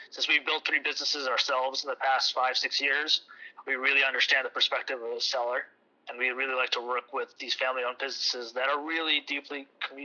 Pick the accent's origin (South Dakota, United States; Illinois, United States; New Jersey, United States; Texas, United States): New Jersey, United States; My partner and I were born and raised in the state